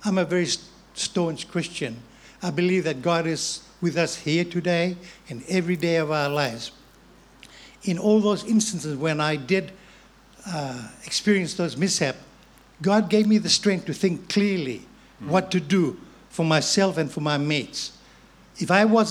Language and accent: English; Fiji; moved away; I was born and bred in Fiji of Chinese heritage